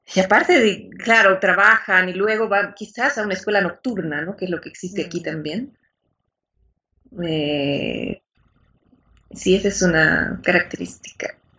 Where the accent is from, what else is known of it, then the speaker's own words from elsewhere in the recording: La Paz, Bolivia; Soy de Bolivia